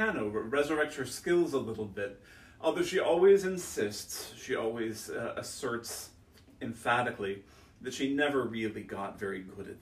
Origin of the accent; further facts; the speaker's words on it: Silverton, Oregon, United States; I grew up in Silverton, Oregon, a small town 15 miles away from Salem